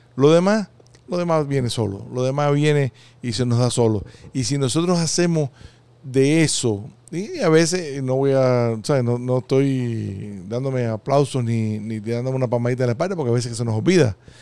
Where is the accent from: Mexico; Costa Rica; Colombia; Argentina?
Costa Rica; moved away; cuando estábamos creciendo allá en, en Costa Rica